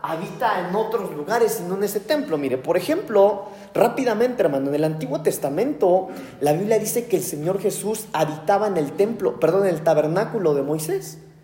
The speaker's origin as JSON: {"language": "Spanish", "country": "Mexico", "also_born_or_lived": "United States", "said": "Los mexicanos de por sí somos bravos."}